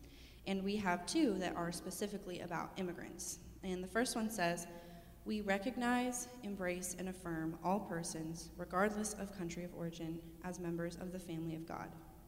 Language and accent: English; Wichita, Kansas, United States; I was born and raised here in Wichita, Kansas.